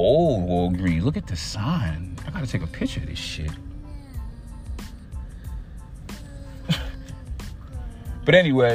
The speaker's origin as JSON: {"language": "English", "town": "New York City", "region": "New York", "country": "United States", "said": "I'm from Staten Island."}